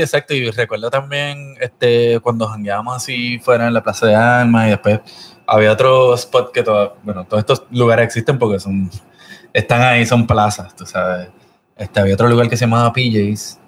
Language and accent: Spanish; Puerto Rico; born or raised there